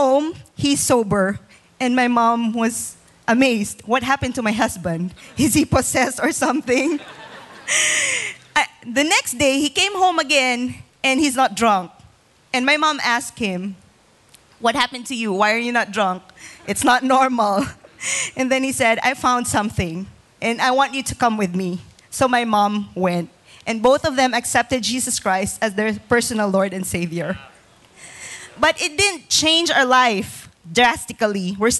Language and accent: English; Bacolod, Negros Occidental, Philippines; moved away; I'm a full-blooded Filipina, 100%, and I was born in Bacolod City